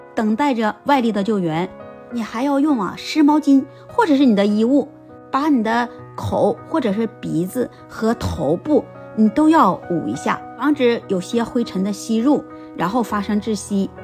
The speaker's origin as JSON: {"language": "Chinese", "country": "China", "said": "我作为一个中国人"}